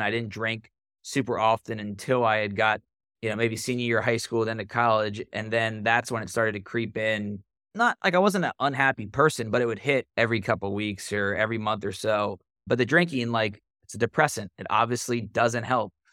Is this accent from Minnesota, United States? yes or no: no; Cincinnati, Ohio, United States; So I grew up in Cincinnati, born and raised